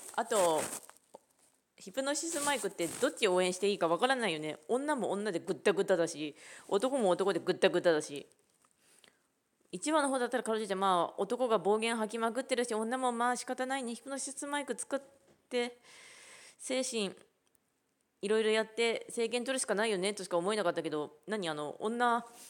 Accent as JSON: {"language": "Japanese", "region": "Ishikawa", "country": "Japan", "tie": "born or raised there", "said": "石川出身ですけど"}